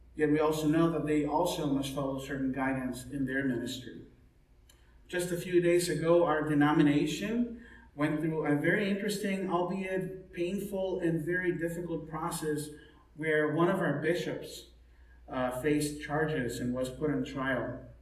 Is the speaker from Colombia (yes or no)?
no; Mexico; now in United States; when I was growing up in Mexico